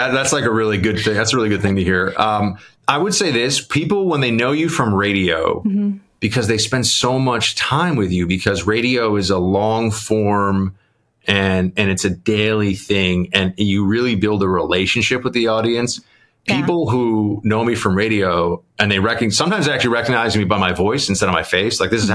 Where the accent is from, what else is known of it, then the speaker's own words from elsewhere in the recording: New York City, New York, United States; growing up in New York